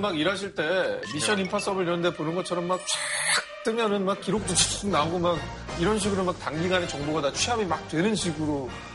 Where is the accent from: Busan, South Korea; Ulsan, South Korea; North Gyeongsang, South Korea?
Ulsan, South Korea; 제 고향의 울산이 인구가 100만이 넘어가는데도